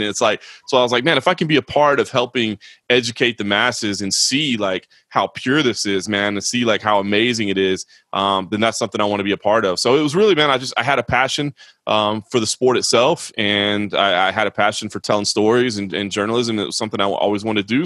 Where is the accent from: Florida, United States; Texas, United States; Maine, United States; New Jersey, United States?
Texas, United States; Dallas; I grew up in Dallas